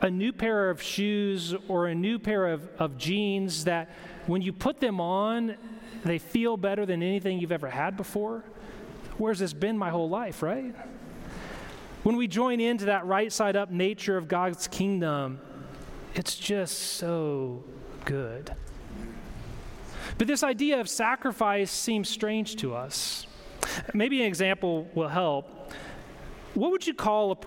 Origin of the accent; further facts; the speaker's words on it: Longview, Washington, United States; moved away; also born or lived in Michigan; I grew up in Longview Church of the Nazarene in Longview, Washington.